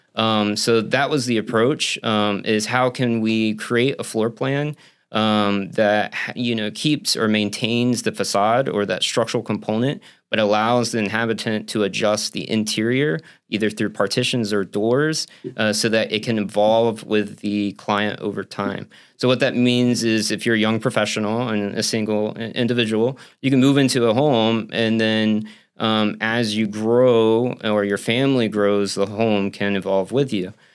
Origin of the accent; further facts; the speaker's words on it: Central Florida, United States; now in St. Petersburg, United States; I'm from Central Florida.